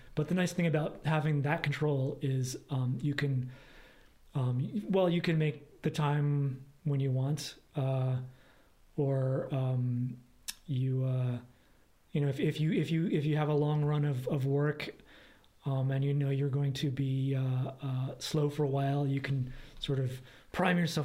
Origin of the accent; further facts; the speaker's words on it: East Coast, United States; also born or lived in Los Angeles, California; now in Portland, United States; we are both from the East Coast, different states.